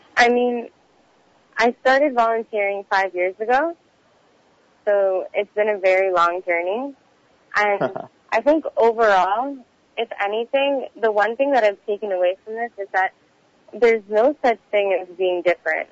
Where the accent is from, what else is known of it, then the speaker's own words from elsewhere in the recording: Houston, Texas, United States; now in Montreal, Canada; I'm originally from Houston, Texas. Um, somehow ended up in Montreal, Canada